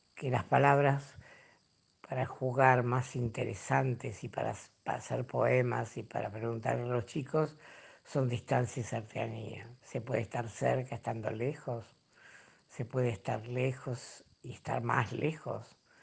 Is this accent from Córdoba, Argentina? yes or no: no; Rosario, Santa Fe, Argentina; Nací en Rosario, cerca del arroyo Saladillo, donde iba todos los veranos. Todo el grupo del barrio íbamos hasta allí a bañarnos